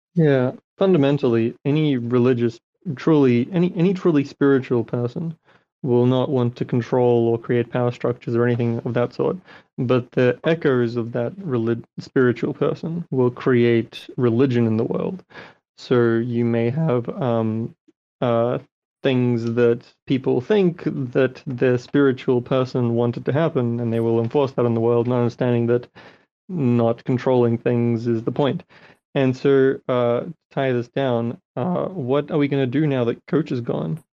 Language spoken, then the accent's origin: English; Australia; also born or lived in Ukraine; I grew up in Australia mostly, and uh, I had to sort of describe myself as Russian because people didn't know what Ukraine was.